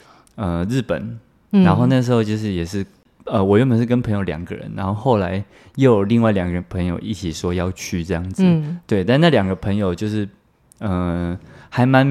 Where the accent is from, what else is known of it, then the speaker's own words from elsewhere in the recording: Taiwan; 身为台湾人最爱去的国家嘛